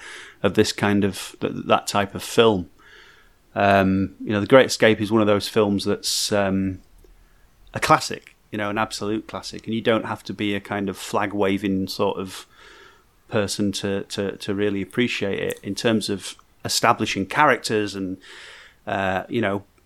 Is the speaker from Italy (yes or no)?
no; England, United Kingdom; We're English, very English